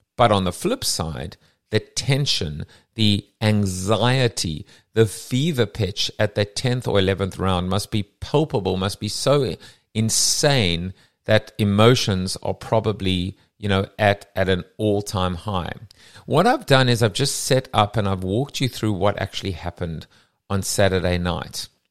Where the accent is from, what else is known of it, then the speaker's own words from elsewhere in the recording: South Africa; now in United States; I'm South African, ex-South African, what, you know, born in Sou-, I still have a South African passport